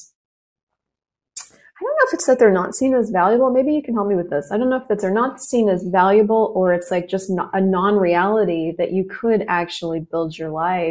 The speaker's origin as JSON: {"language": "English", "country": "United States", "said": "I am actually American."}